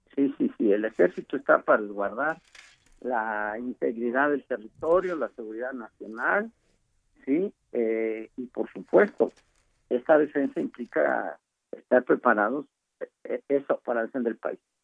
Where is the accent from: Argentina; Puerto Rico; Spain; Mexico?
Mexico; State of Mexico; Yo soy del Estado de México uno de los estados donde hay mayor delincuencia